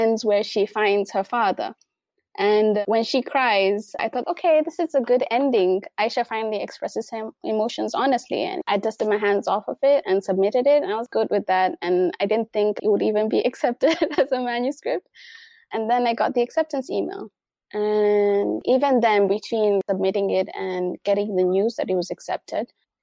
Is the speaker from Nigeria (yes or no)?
no; Mombasa County, Kenya; people in my hometown, people from Mombasa